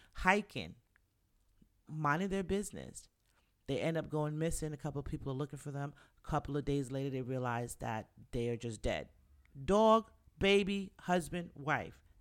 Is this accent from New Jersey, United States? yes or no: no; New York City, New York, United States; we're New Yorkers. I'm from the Bronx